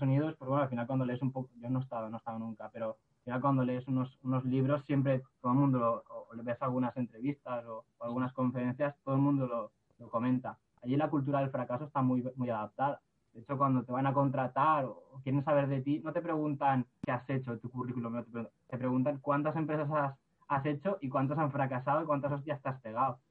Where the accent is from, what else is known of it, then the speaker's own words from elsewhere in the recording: Villarreal, Valencian Community, Spain; yo soy de, de Villarreal